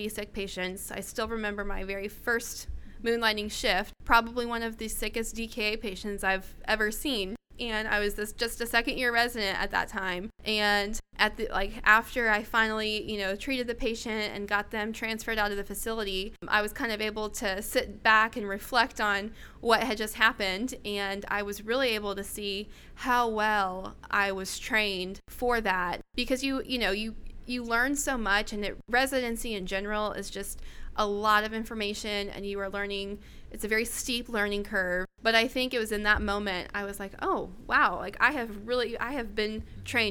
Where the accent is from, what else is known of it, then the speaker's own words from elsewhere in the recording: Florida, United States; moved away as an adult; now in Oklahoma, United States; I'm from Florida